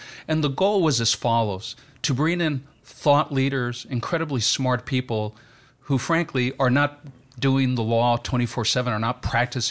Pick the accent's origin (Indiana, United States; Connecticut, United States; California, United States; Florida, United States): California, United States; Pasadena; from Pasadena, California, an adjunct law professor.